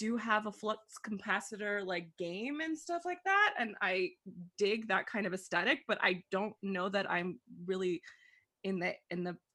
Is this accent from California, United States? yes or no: yes; Los Angeles, California, United States; I'm from California and Los Angeles